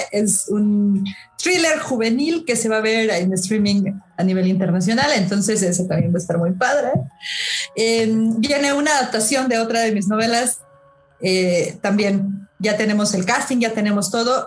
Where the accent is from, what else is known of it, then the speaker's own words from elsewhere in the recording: Mexico; como mexicanos